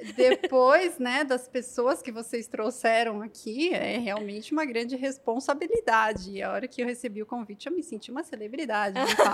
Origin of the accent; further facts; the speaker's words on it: Osasco, São Paulo, Brazil; eu sou natural de Osasco, São Paulo